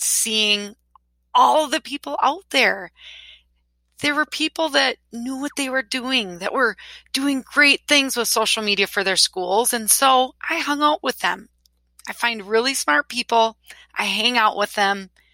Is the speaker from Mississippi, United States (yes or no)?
no; Wisconsin, United States; I'm from Wisconsin